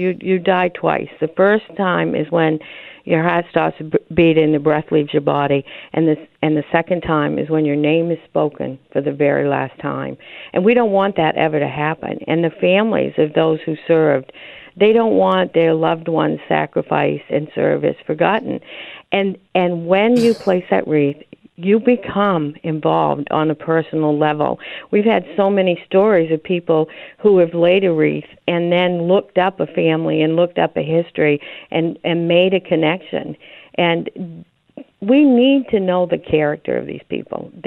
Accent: Maine, United States; I'm from Maine.

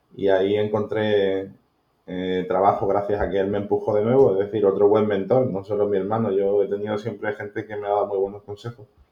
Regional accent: Málaga, Andalusia, Spain; nací en Málaga, en, un barrio de Málaga

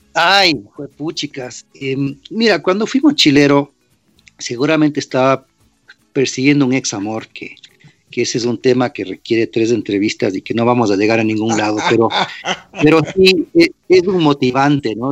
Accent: Ecuador; moved away as an adult; also born or lived in New York / Washington; apenas me fui del Ecuador, 18 y medio.

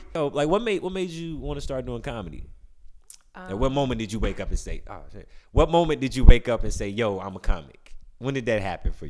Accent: Birmingham, Alabama, United States; moved away; also born or lived in Atlanta; I'm from Birmingham, Alabama.

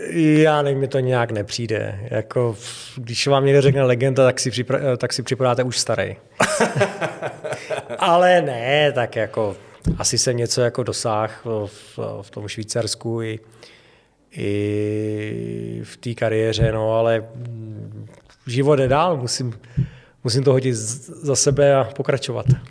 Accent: Czechia; also born or lived in Havlíčkův Brod; od nuly jsem vyrůstal v Hradci

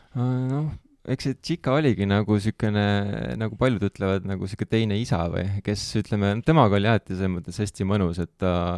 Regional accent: Tallinn, Harju County, Estonia; ma olen sealt Kristiine kandist

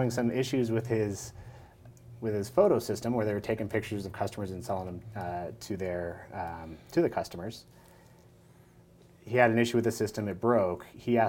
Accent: Kernville, California, United States; moved away as an adult; also born or lived in Sacramento; I was born outside of the Valley, but my family moved back when I was about 2. So as far as I can remember, I've always been here.

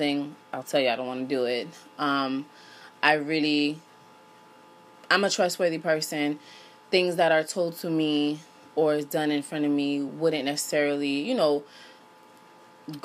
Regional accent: Miami, Florida, United States; moved away as an adult; now in Los Angeles, United States; I was born in Miami, Florida. I attended North Miami Beach Senior High School.

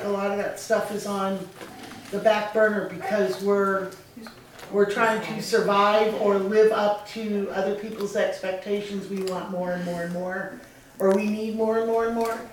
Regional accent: Boston, Massachusetts, United States; I grew up in Boston

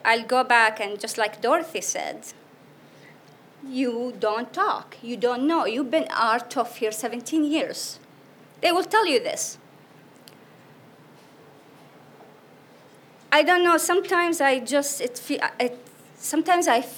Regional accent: Iraq; born or raised there; English is a second language; moved away as an adult; now in United States

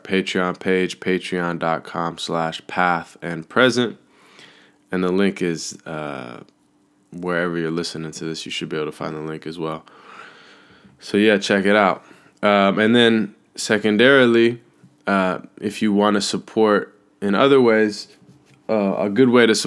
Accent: Seattle, Washington, United States; moved away; being back in Seattle, my hometown

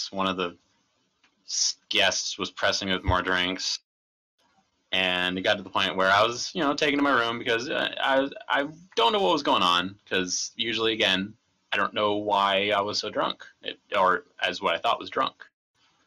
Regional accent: Maryland, United States; accent: Maryland; So I'm from Maryland

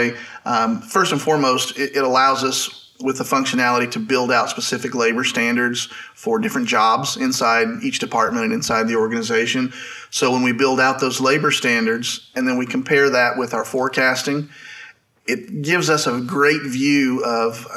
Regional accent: Southwest Missouri, United States; I grew up in Southwest Missouri, which is where I still am today.

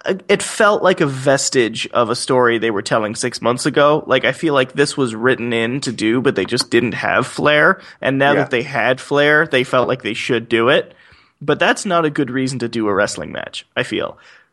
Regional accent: Toronto, Ontario, Canada; born or raised there

